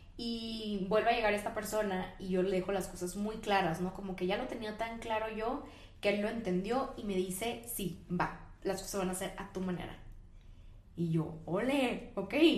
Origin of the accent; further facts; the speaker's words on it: Ensenada, Baja California, Mexico; moved away; yo soy de Ensenada, que es una ciudad muy chiquita al norte del país